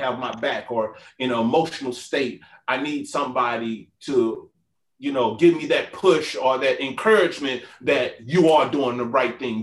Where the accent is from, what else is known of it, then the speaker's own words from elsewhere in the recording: St. Louis, Missouri, United States; moved away; I'm from St. Louis.